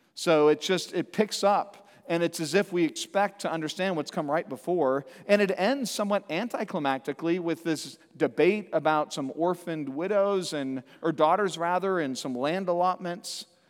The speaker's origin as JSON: {"language": "English", "town": "Santa Cruz", "region": "California", "country": "United States", "tie": "born or raised there", "said": "growing up in Santa Cruz, California"}